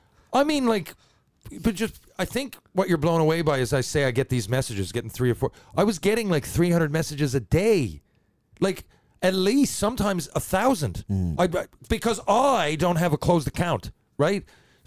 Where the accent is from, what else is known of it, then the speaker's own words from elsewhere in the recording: Detroit, Michigan, United States; And he said, just tell me where you are at any point in time. I'm from Detroit.